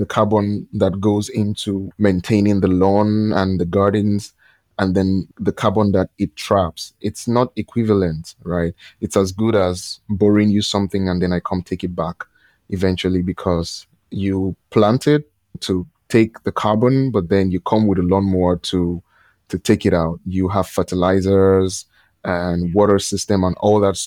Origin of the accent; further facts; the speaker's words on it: Lagos, Nigeria; I'm from Nigeria